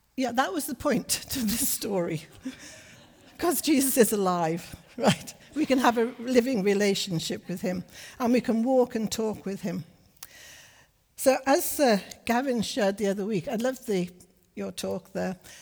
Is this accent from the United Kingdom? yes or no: yes; Liverpool, North West England, United Kingdom; also born or lived in Johannesburg, South Africa / Berkshire, England; now in Middlesbrough, United Kingdom; We were northerners. I'm from Liverpool